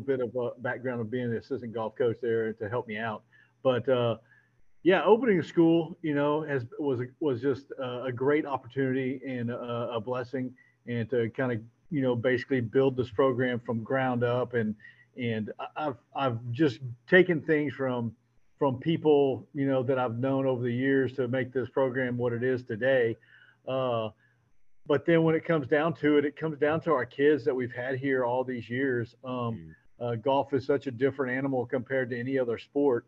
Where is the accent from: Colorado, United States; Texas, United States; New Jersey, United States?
Texas, United States; San Antonio; moved away as an adult; now in Houston, United States; I was raised in San Antonio.